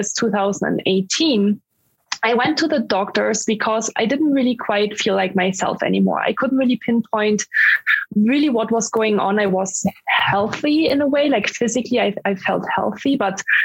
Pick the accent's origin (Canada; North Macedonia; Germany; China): Germany; English is a second language; moved away as an adult; also born or lived in Dublin, Ireland / Mountain View, California, United States; I'm from Germany, because people wonder where my accent is from when I speak English.